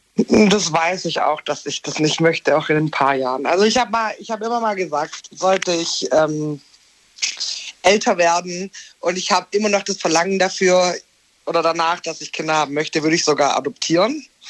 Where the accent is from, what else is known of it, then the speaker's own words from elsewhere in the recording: near Konstanz, Baden-Württemberg, Germany; ich komme aus Baden-Württemberg